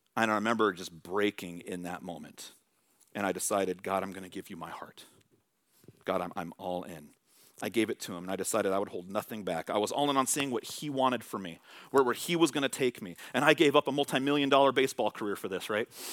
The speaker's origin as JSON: {"language": "English", "area": "Bay Area", "region": "California", "country": "United States", "moved": "yes", "said": "I'm from the Bay Area"}